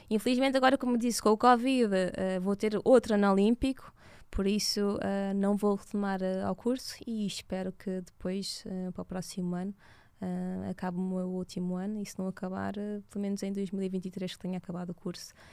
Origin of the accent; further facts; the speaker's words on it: Portugal; os meus pais tenham tido a sua filha em Portugal, Exato. foi onde eu nasci